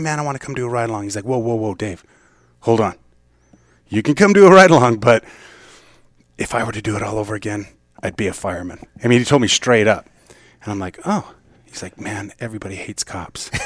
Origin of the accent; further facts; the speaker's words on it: Mesa, Arizona, United States; I was born and raised in Mesa